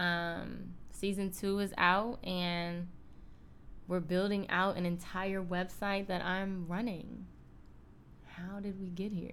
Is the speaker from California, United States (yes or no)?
no; Cleveland, Ohio, United States; moved away as an adult; now in Los Angeles, United States; we're both from Cleveland